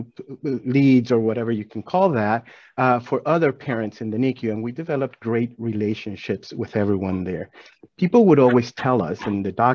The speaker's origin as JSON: {"language": "English", "country": "Venezuela", "tie": "born or raised there", "moved": "as an adult", "lives_now": "Atlanta, United States", "said": "growing up in Venezuela"}